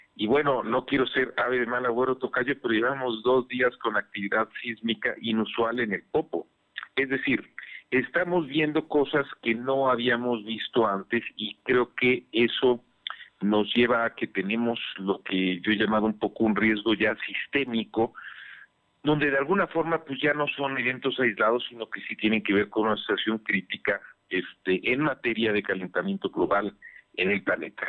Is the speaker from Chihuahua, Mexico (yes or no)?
no; Puebla, Mexico; como poblanos, como mexicanos